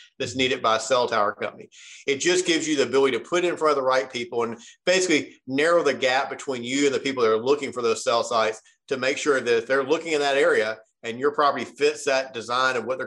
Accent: Memphis, Tennessee, United States; now in Nashville, United States; I grew up in Memphis, Tennessee, and now live in Nashville, Tennessee.

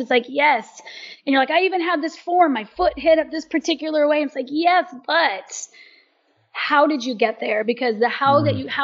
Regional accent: United States; I'm American

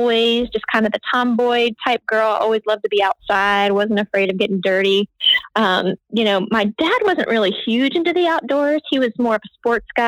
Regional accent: South Carolina, United States; a club in South Carolina and it was kind of near my hometown

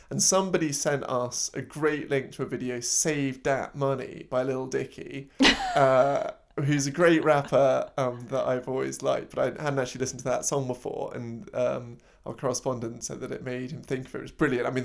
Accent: Cheltenham, Pennsylvania, United States; also born or lived in Philadelphia; I was born out of Philly, grew up in a little silly old town called Cheltenham. It was in the suburbs, upper middle wealth around.

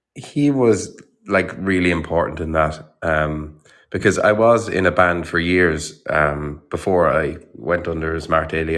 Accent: Ireland; born or raised there

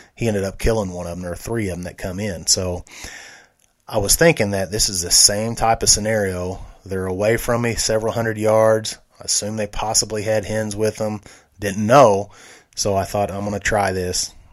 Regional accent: Benton, Missouri, United States; around Benton, Missouri, our hometown, my hometown

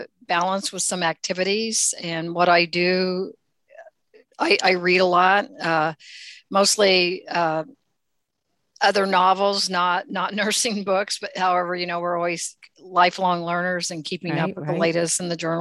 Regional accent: central rural Indiana, United States; I actually am from the Midwest. I'm from Indiana, in central rural Indiana

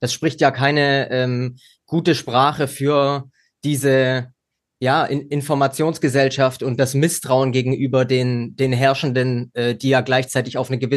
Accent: West Germany, Germany; Also ich kenne das als äh, Wessi, der auch nach den 90er Jahren geboren ist

